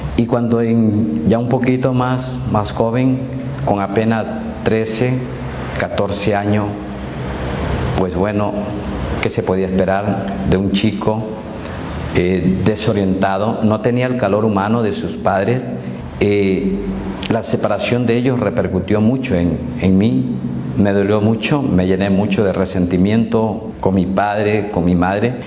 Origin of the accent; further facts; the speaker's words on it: Manabí, Ecuador; soy del Ecuador, provincia de Manabí